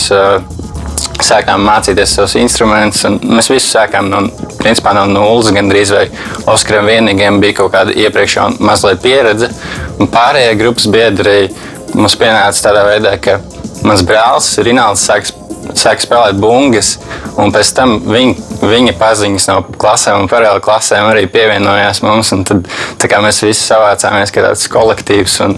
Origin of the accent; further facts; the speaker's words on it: Riga, Latvia; also born or lived in Torņakalns; Un eh, parasti mēs, kad sevi iepazīstam, vienmēr sakām, to, ka mēs esam no Torinkalna. Jo nu, tas arī ir tas, saistīts ar mūsu grupas stāstu un mūsu nosaukumu. Mēs iepazināmies būtībā Torinkalnā, jo mēs visi gājām vienā skolā, kas ir Rīga